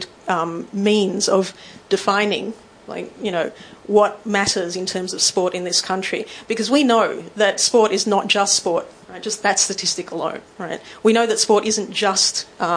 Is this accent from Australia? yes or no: yes; Melbourne, Victoria, Australia; also born or lived in Sydney; we're from Melbourne